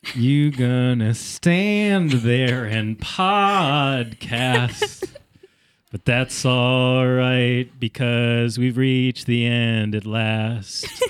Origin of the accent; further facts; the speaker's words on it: Connecticut, United States; accent: Connecticutan; my Connecticutan accent